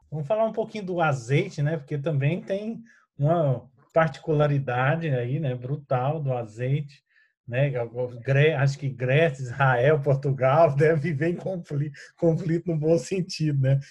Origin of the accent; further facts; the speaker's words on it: Goiás, Brazil; eu venho do estado de Goiás